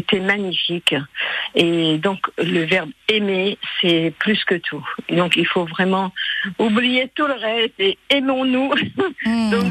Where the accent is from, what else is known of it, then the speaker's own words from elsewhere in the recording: Lebanon; first language Armenian; French is a second language; now in France; Moi, je suis arménienne de Liban.